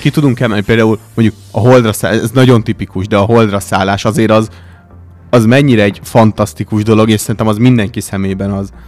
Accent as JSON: {"language": "Hungarian", "country": "Hungary"}